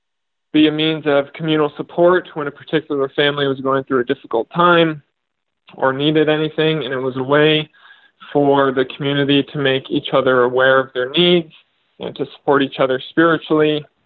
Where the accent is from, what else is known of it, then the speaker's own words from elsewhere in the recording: Southern California, United States; moved away as an adult; now in South Carolina, United States; I was born and raised in Southern California